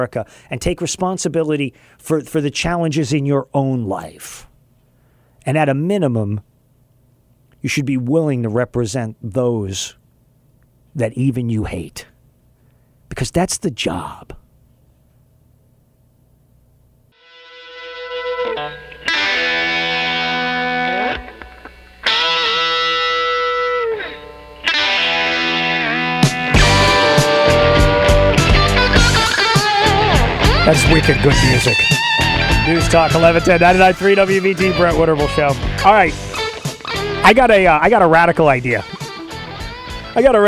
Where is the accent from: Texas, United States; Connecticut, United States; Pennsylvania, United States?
Texas, United States; I grew up in Texas